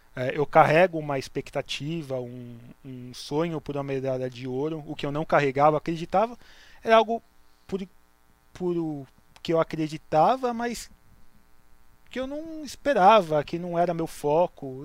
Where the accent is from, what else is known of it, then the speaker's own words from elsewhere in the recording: Santos, São Paulo, Brazil; eu cresci é, dentro da comunidade judaica, mas eu perdi essa identidade conforme eu fui crescendo, porque Santos não tem uma comunidade judaica